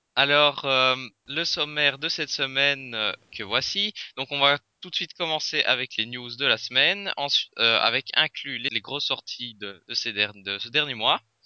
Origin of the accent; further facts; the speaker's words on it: Belgium; je viens de Belgique